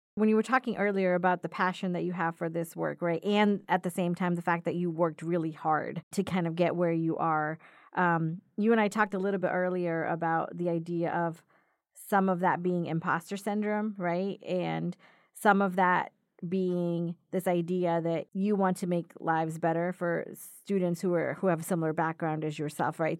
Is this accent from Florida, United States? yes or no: yes; Florida, United States; moved away; I come from Florida, so different type of trees down there